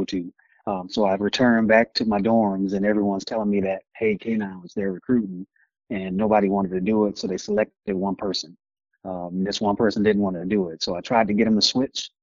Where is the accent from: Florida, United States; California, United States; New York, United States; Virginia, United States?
Florida, United States; Miami; moved away as an adult; I'm originally from Miami, Florida